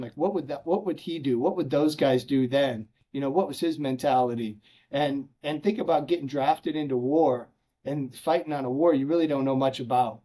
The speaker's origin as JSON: {"language": "English", "town": "Chicago", "region": "Illinois", "country": "United States", "said": "I'm from Chicago, so I went to a small school north of Chicago called uh, Lake Forest College"}